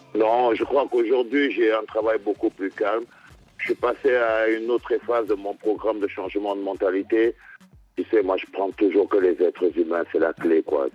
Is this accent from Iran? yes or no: no; Cameroon; En tant que Camerounais